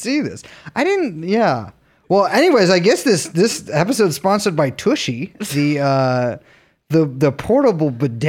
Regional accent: New York City, New York, United States; Yeah, I'm from the Village.

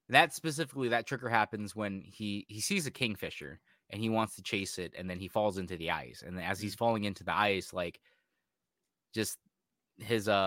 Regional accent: United States; Like I'm American, like I don't give a fuck about any of that.

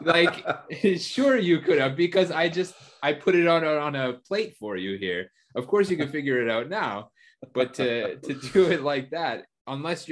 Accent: Canada; in Canada growing up, I watched the Canadian national team, but my family's Portuguese

